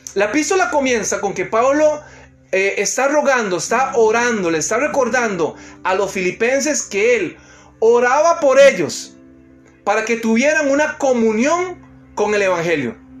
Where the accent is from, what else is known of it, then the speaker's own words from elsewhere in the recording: Costa Rica; moved away; trabajando en mi país, allá en Costa Rica